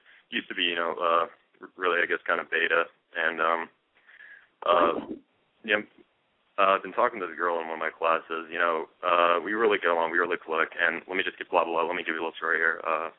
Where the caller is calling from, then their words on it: Dayton, Ohio, United States; I'm calling from Dayton, Ohio.